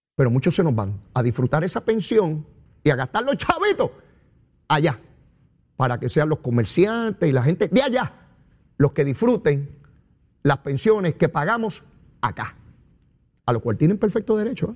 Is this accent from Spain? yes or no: no; Puerto Rico